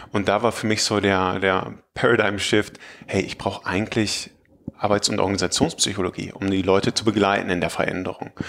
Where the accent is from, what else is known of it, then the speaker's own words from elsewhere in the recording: Münster, North Rhine-Westphalia, Germany; Ich komme aus Münster, aus der Nähe von Münster, um genau zu sein.